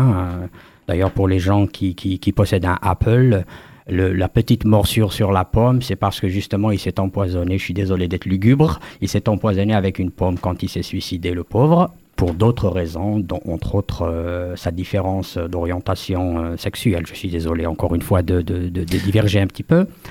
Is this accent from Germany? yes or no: no; Kabylie, Algeria; moved away as an adult; also born or lived in France; Moi, je suis natif, euh, on va dire, comme on appelle, euh, First Nations, euh, Première Nation d'Afrique du Nord en Algérie, de Kabylie en particulier. j'ai grandi là-bas une bonne partie de, de, de ma vie, jusqu'à la mi-vingtaine